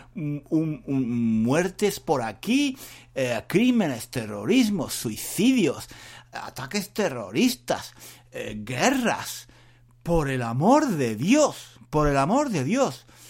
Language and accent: Spanish; Spain; yo sea español